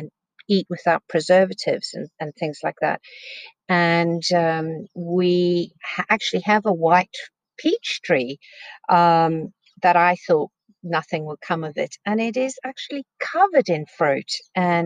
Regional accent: South Africa; also born or lived in England / California; now in United Kingdom; I grew up in South Africa

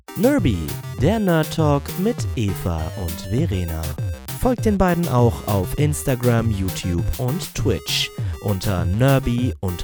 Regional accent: Dortmund, North Rhine-Westphalia, Germany; moved away as an adult; now in Bochum, Germany; Ich komme ursprünglich aus Dortmund, wohne jetzt in Bochum

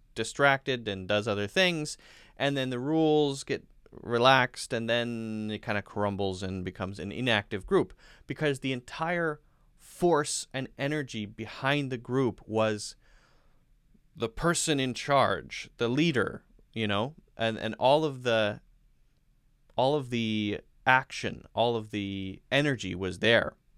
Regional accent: United States; I'm an American English teacher.

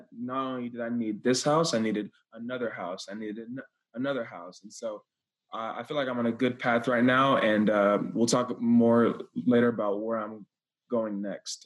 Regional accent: Texas, United States; I'm from Texas, born and raised

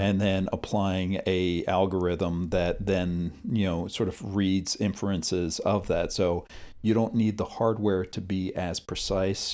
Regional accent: United States; as an American

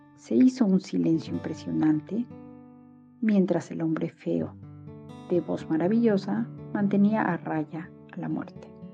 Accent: Mexico; now in Berlin, Germany; Soy mexicana, vivo en Berlín

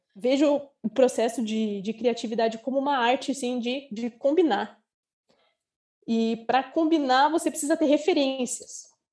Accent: Curitiba, Paraná, Brazil; moved away as an adult; now in Porto Seguro, Brazil; eu sou de Curitiba, porém agora eu estou na Bahia, estou em Porto Seguro, porque eu sou viajante, sou nômade digital

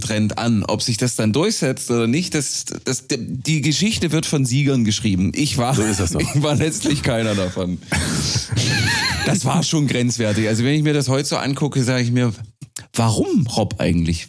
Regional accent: small village near Bitterfeld, Saxony-Anhalt, Germany; accent: Sachsen-Anhaltisch; moved away; Ich komme ursprünglich äh, aus einem 529 Seelenort in der Nähe der ehemals dreckigsten Stadt Europas.

